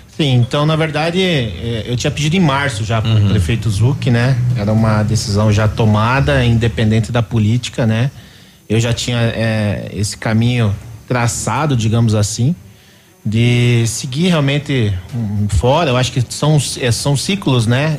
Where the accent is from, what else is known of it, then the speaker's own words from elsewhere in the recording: Curitiba, Paraná, Brazil; moved away as an adult; now in Pato Branco, Brazil; eu sou de Curitiba, minha família, né? Ainda tenho raízes lá